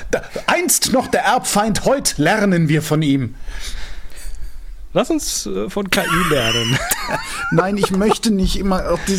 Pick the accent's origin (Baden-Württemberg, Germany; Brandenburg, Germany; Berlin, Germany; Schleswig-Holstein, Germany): Baden-Württemberg, Germany; ich komme komm aus dem Schwabenland, wir tun sowas